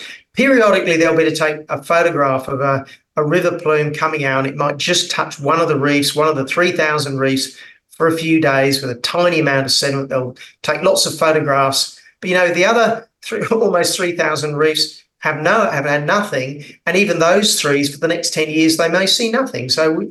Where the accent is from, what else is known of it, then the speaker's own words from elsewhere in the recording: North Queensland, Australia; I'm down in Melbourne at the moment freezing because I'm from North Queensland